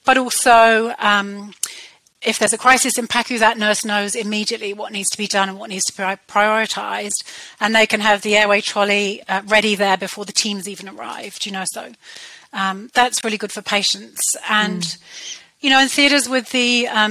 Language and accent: English; United Kingdom; accent: British; moved away as an adult; now in New Zealand; You can tell by my British accent that I trained in the UK